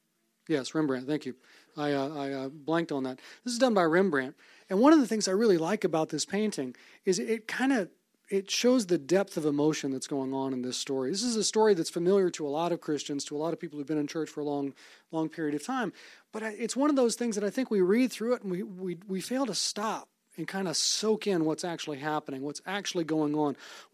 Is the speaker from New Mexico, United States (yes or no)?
no; Fairhope, Alabama, United States; born there; also born or lived in Savannah, Georgia / Omaha, Nebraska / Vicksburg, Mississippi / Monroe, Louisiana; I was born in Fairhope, Alabama, moved to Savannah, Georgia, Omaha, Nebraska, Vicksburg, Mississippi, then went to college in Monroe, Louisiana